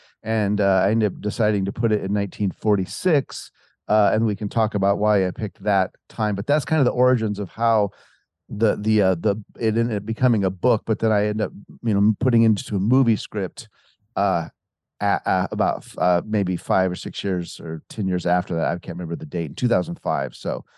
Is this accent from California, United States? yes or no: no; Montana, United States; moved away as an adult; as you said, I'm from Montana. I came out to Hollywood when I was about 19 years old in 1984, and I went to a music school for about a year.